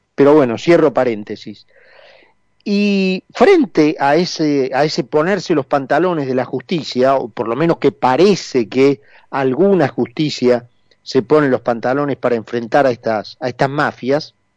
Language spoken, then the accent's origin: Spanish; Argentina; nosotros que somos argentinos